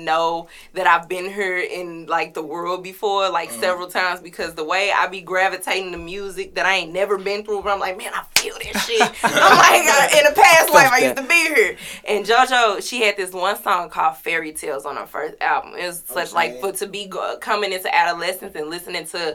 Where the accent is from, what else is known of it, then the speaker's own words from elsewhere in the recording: University City, Missouri, United States; So I am originally from St. Louis. Grew up in U City